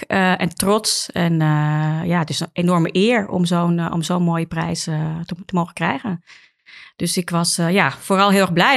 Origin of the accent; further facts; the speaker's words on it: Amsterdam, North Holland, Netherlands; als geboren en getogen Amsterdammer